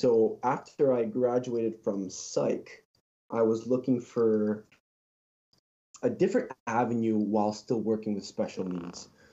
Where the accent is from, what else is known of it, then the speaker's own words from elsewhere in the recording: Toronto, Ontario, Canada; I've been born and raised here, sir. I've been a Torontonian my whole life